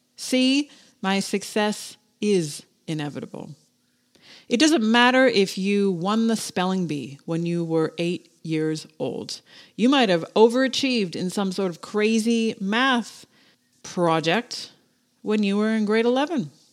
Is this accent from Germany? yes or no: no; Canada; I'm fucking Canadian.